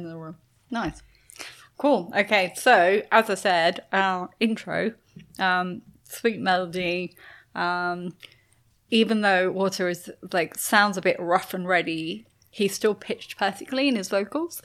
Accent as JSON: {"language": "English", "country": "United Kingdom", "said": "I'm British"}